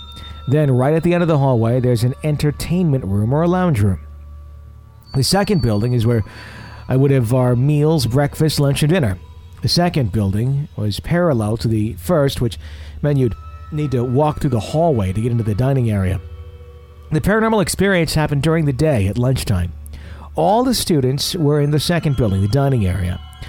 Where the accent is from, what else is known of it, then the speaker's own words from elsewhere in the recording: Melbourne, Victoria, Australia; I'm from Melbourne, Australia.